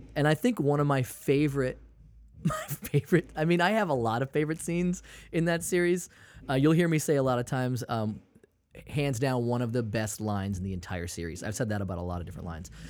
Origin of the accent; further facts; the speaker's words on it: Maine, United States; I'm from, I'm from Maine